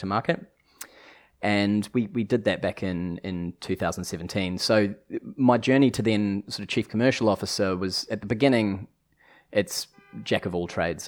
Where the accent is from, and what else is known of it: New Zealand; accent: New Zealand; moved away